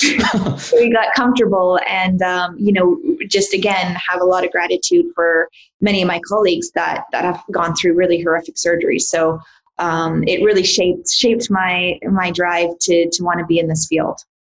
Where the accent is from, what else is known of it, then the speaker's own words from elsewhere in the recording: Canada; I grew up in Canada